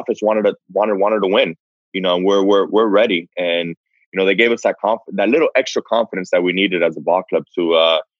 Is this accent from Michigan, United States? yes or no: no; Miami, Florida, United States; moved away as an adult; now in San Diego, United States; I'm from Miami, been out there a long time